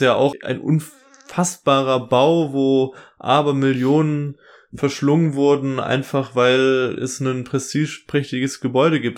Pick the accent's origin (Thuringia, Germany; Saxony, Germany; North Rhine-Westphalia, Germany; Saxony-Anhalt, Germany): North Rhine-Westphalia, Germany; Dortmund; bei uns in Dortmund